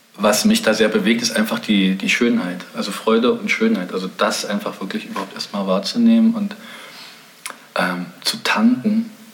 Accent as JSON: {"language": "German", "region": "East Germany", "country": "Germany", "tie": "born or raised there", "said": "ich bin in der DDR aufgewachsen in einem sehr künstlerisch motivierten Milieu."}